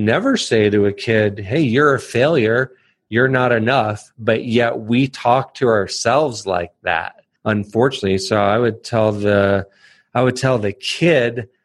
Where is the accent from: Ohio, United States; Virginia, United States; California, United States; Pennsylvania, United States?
Virginia, United States; Northern; moved away; I grew up in Northern Virginia